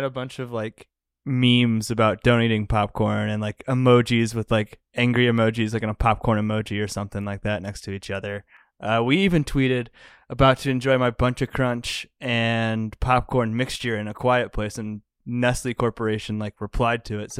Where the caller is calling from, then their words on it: Denver, Colorado, United States; Yeah, recording from Denver.